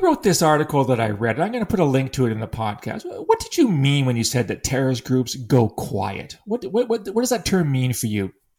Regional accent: London, Ontario, Canada; now in Russell, Canada; my hometown, London, Ontario

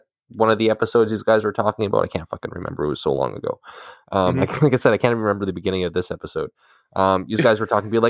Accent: Canada; as a Canadian

